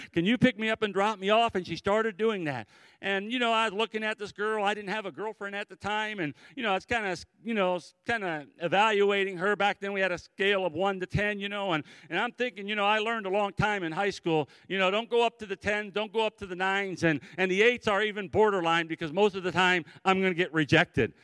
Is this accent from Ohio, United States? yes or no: yes; Cleveland, Ohio, United States; I grew up in the Cleveland, Ohio area